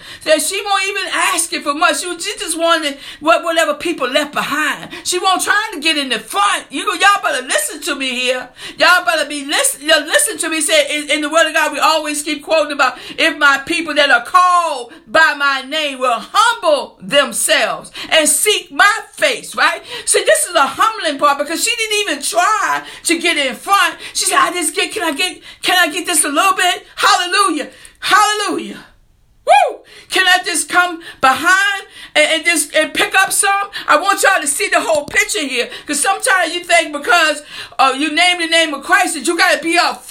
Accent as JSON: {"language": "English", "area": "New Kent County", "region": "Virginia", "country": "United States", "said": "I'm from New Kent County"}